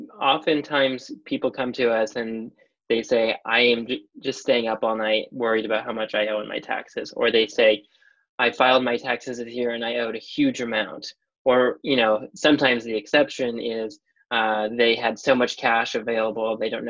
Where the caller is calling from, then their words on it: Vancouver, British Columbia, Canada; I am calling from Vancouver, British Columbia.